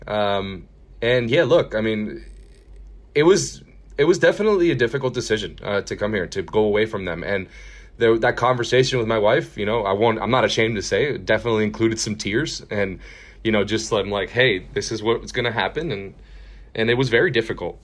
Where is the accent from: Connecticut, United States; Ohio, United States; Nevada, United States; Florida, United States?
Florida, United States; Miami; moved away as an adult; also born or lived in Houston, Texas; now in Texas, United States; I'm from Miami, Florida, born and raised.